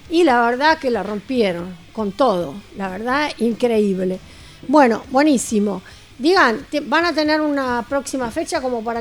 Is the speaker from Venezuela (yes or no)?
no; Merlo, Buenos Aires Province, Argentina; venimos de Merlo.